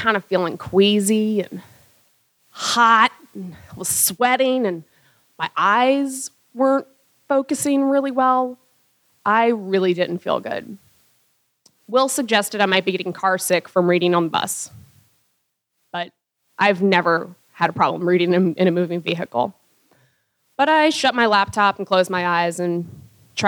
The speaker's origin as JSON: {"language": "English", "region": "Louisiana", "country": "United States", "tie": "born or raised there", "said": "I was from Louisiana and my work was in wetlands"}